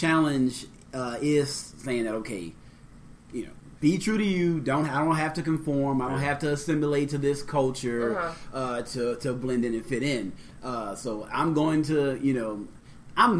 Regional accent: New Orleans, Louisiana, United States; also born or lived in Maine; growing up in New Orleans

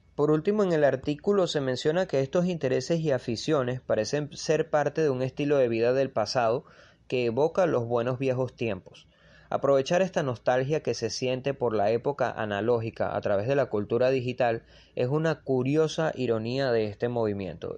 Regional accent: Venezuela; yo soy de Venezuela.

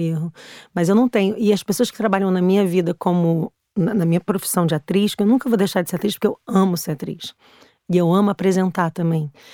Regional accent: Brazil; moved away as an adult; now in Portugal; Eu saí do Brasil porque eu tinha sido assaltada sete vezes

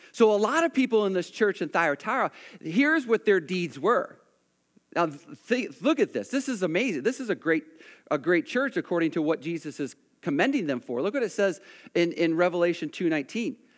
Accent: United States; I'm an American

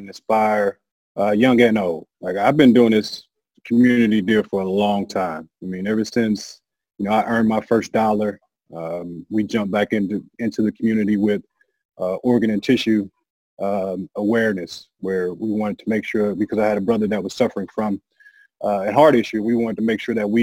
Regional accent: St. Louis, Missouri, United States; I'm from St. Louis

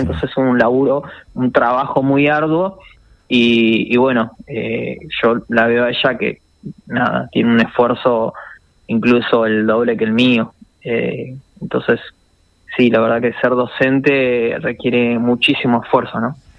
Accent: San Carlos de Bariloche, Río Negro, Argentina; also born or lived in Buenos Aires; yo soy de Bariloche, viví acá en Buenos Aires

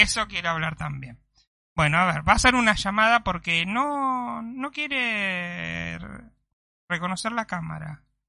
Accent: Conurbano, Buenos Aires Province, Argentina; now in Mar del Plata, Argentina; yo soy conurbano y mi sangre eh, tiene esa, ese DNA

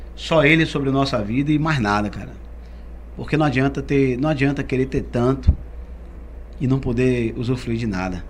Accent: Salvador, Bahia, Brazil; nasci lá, nasci na maternidade de Sila Bobina e morei lá no alto da, no alto da, da Undina. É. No alto da Undina desde a minha infância

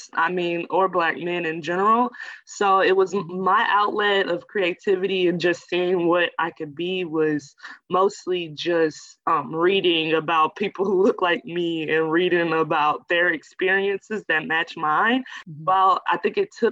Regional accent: Florissant, Missouri, United States; also born or lived in Iowa; I'm from St. Louis, Missouri, a little suburb called Florissant, Ferguson-Florissant area

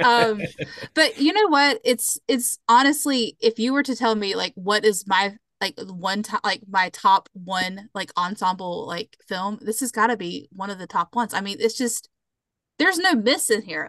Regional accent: just below Charlotte, South Carolina, United States; I grew up just below Charlotte

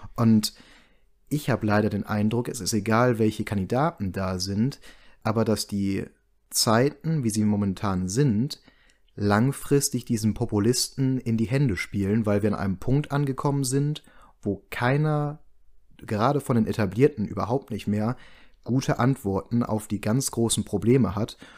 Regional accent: Germany; wir uns als Deutsche

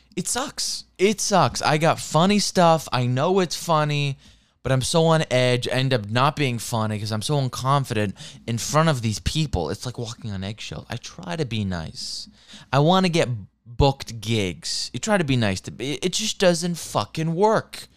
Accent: Seattle, Washington, United States; also born or lived in Santa Monica; I'm American, I'm from Seattle

